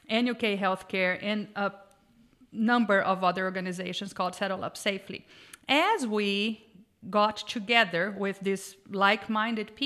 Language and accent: English; Brazil; moved away; I grew up riding horses in Brazil, working cattle with, ranch horses all my life.